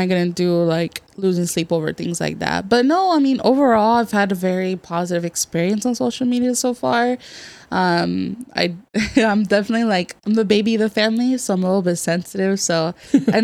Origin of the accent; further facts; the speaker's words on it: Merced, California, United States; now in San Diego, United States; I'm from the Central Valley. Shout out to 209 Merced, California